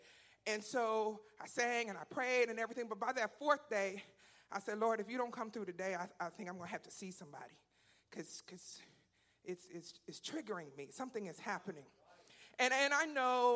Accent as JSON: {"language": "English", "town": "Philadelphia", "region": "Pennsylvania", "country": "United States", "moved": "yes", "lives_now": "Texas, United States", "said": "I'm from Philadelphia"}